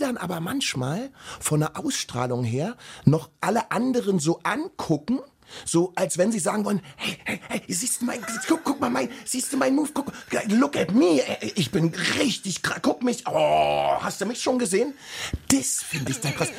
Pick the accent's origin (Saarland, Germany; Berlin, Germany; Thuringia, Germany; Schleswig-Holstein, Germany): Berlin, Germany; ich bin ja aus dem Osten